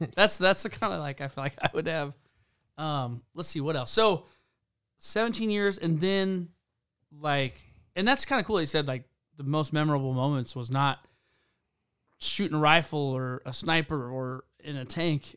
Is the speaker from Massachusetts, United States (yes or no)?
no; South Carolina, United States; I grew up in South Carolina